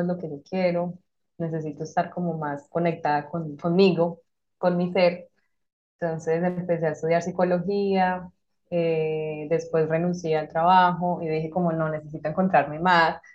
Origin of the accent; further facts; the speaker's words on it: Colombia; moved away as an adult; also born or lived in Madrid; now in Malta; soy colombiana, actualmente vivo en Malta.